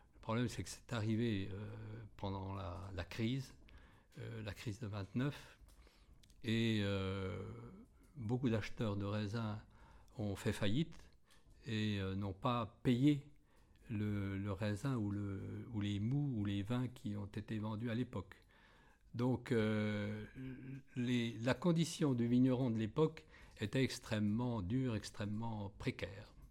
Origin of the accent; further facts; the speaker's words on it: Balnot-sur-Laignes, Grand Est, France; also born or lived in Bagneux-la-Fosse; j'habite la région euh, depuis ma naissance. Je suis né dans un petit village euh, à, côté de, d'Hérissé qui s'appelle Balneau-sur-Laigne